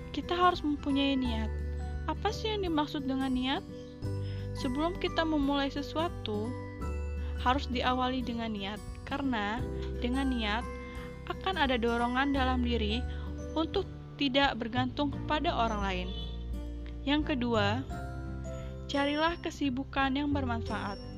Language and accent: Indonesian; Lampung, Indonesia; Saya dari Lampung Utara, tepatnya di Desa Bunga Mayang.